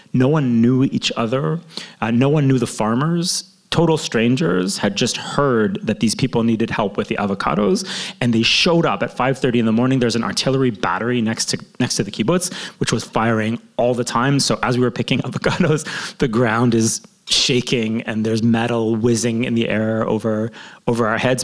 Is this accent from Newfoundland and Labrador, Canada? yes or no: no; Toronto, Ontario, Canada; now in Jerusalem, Israel; growing up in Toronto.